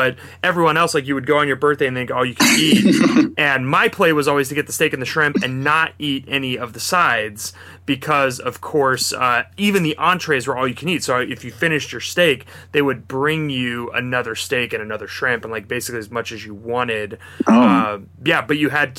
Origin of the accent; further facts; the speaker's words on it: Kansas City, United States; I'm from Kansas City